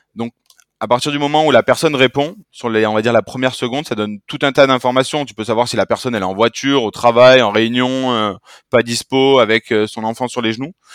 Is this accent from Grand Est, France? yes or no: no; Marseille, Provence-Alpes-Côte d'Azur, France; je suis Marseillais